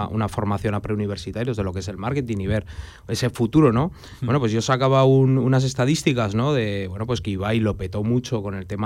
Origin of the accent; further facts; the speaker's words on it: Aragon, Spain; Yo soy muy aragonés